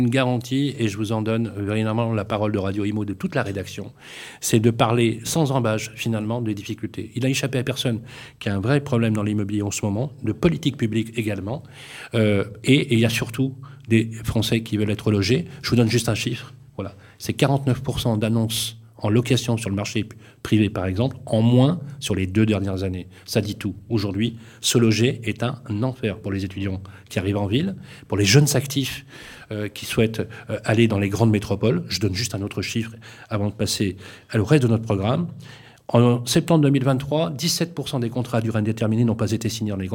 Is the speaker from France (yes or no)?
yes; Lyon, Auvergne-Rhône-Alpes, France; Parce que je suis lyonnais.